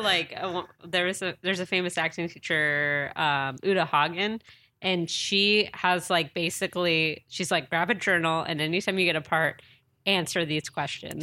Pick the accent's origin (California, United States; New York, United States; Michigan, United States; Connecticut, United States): California, United States; San Diego; now in Los Angeles, United States; I'm originally from San Diego.